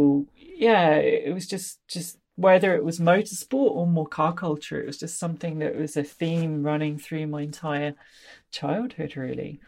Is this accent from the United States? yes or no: no; Leicestershire, East Midlands, United Kingdom; I come from Leicestershire in the, the middle of England